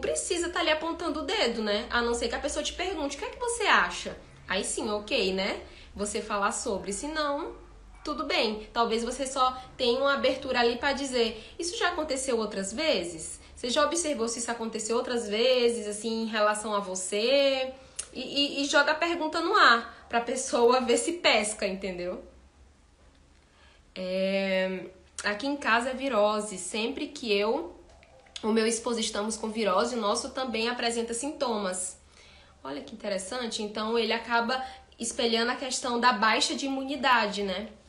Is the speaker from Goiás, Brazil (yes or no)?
no; Ceará, Brazil; now in Belo Horizonte, Brazil; Eu sou do Ceará e eu vim aqui para Belo Horizonte.